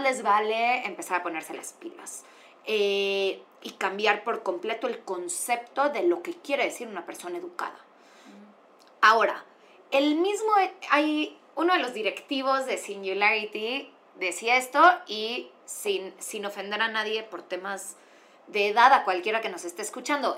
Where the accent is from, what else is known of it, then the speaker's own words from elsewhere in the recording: Mexico; yo como mexicana